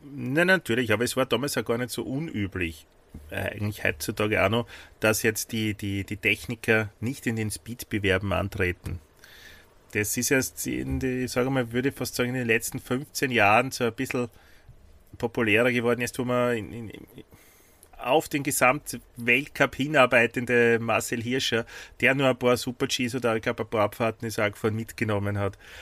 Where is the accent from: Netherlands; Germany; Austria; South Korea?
Austria; accent: Austrian; auf Österreichisch